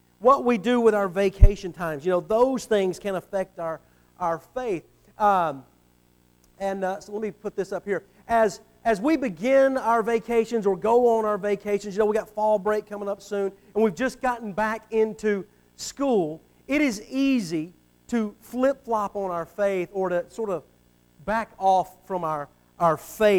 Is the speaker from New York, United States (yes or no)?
no; Atlanta, Georgia, United States; also born or lived in Alabama / Panama City, Florida; I grew up in the Atlanta area.